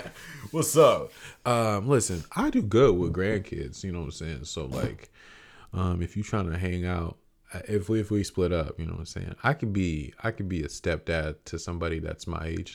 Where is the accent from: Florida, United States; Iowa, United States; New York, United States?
Florida, United States; Central; I grew up in Central Florida